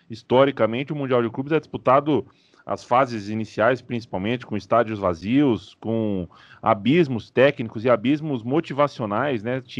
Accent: Brazil; Somos brasileiros, estamos no Brasil, falando em português para um público brasileiro.

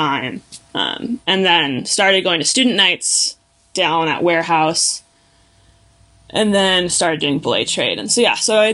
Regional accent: California, United States; I did a climbing camp at the gym in my hometown, Pacific Edge, which is a really cool gym down in California

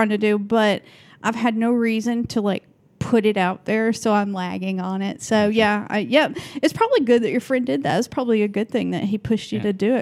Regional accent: the South, United States; now in Portland, United States; I'm from the South.

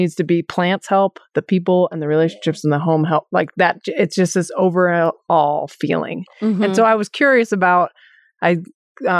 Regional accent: State College, Pennsylvania, United States; moved away as an adult; I grew up in State College, and so Pennsylvania

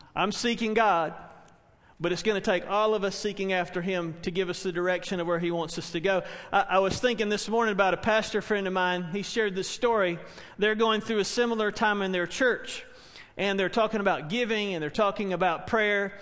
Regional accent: Spartanburg, South Carolina, United States; a church where I grew up in Spartanburg

